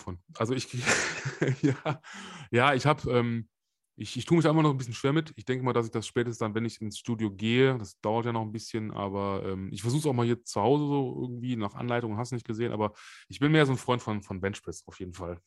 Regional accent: Germany; bei uns in Deutschland

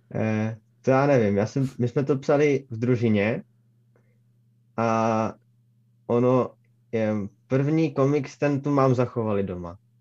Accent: Třinec, Moravian-Silesian Region, Czechia; Narodil jsem se jakoby v Třinci

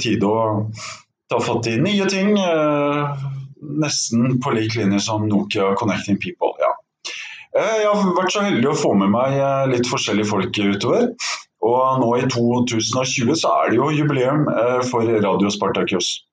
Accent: Norway; jeg er fra Norge

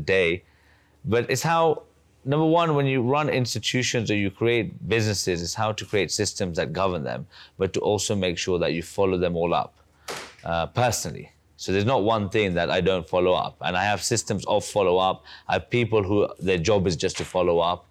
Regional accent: Uganda; I was born in Uganda in 1990

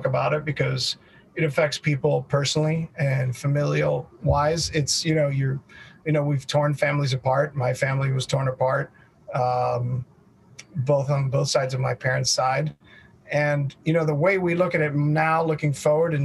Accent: United States; I am U.S. born and bred and basically considered completely a U.S. citizen

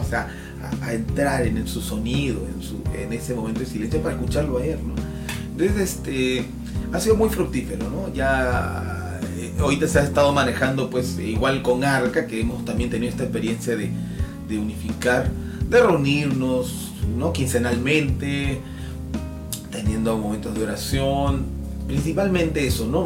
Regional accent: Peru; nuestro Perú

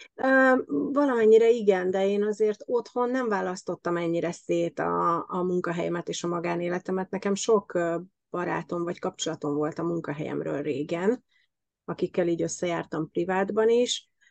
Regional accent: Hungary; moved away as an adult; now in Germany; mi hárman magyarok vagyunk

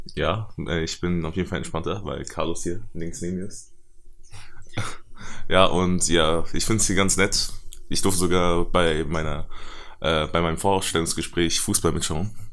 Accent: Germany; ich bin in Deutschland geboren und meine Eltern sind in China geboren

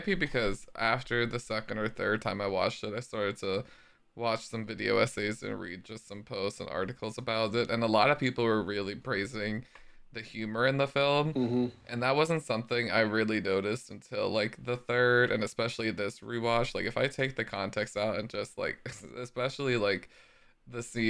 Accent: United States; I'm American

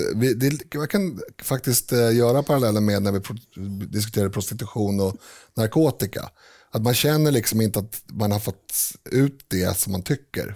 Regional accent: Sweden; jag definierar mig, definierar mig som svensk

